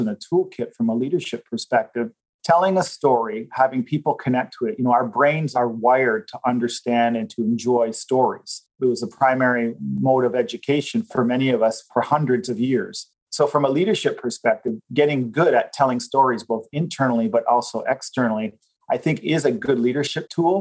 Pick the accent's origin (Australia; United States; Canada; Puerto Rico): Canada; as Canadians